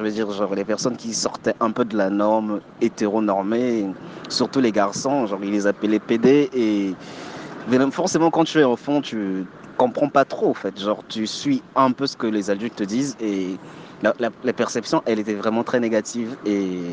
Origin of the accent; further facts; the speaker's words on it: Republic of the Congo; moved away as an adult; also born or lived in France; now in South Africa; Déjà en grandissant au Congo